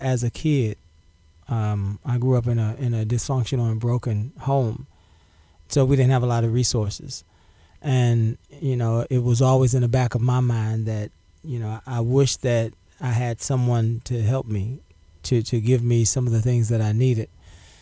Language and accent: English; Galveston, Texas, United States; also born or lived in La Marque, Texas; I was born on Galveston Island. I grew up in public housing